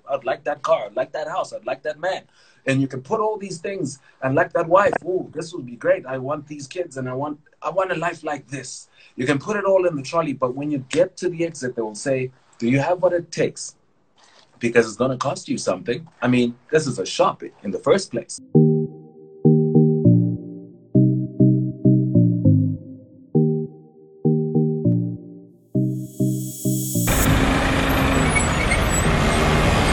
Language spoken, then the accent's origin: English; Vanderbijlpark, Gauteng, South Africa; also born or lived in Tsomo, Eastern Cape; I grew up in the Val, Vanderbilt Park, Sebokeng. You know, I'm originally from Tsomo, Eastern Cape, in the villages, that side. That's where family is from.